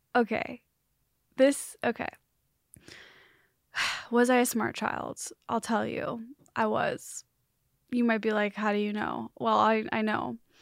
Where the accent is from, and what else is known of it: Chicagoland, Illinois, United States; born or raised there; moved away